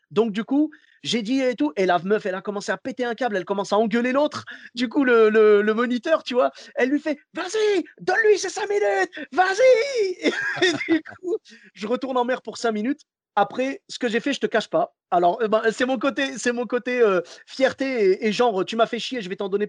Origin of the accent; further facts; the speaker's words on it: Morocco; je suis marocain jusqu'au bout, je suis désolé.